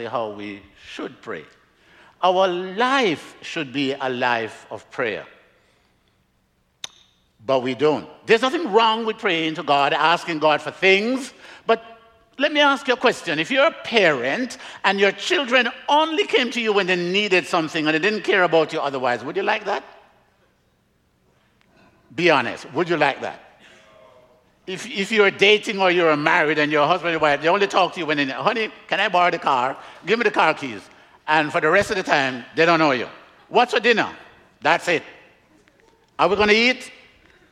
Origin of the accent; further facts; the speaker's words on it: Jamaica; now in Miami, United States; I'm from Jamaica, originally. I live in Miami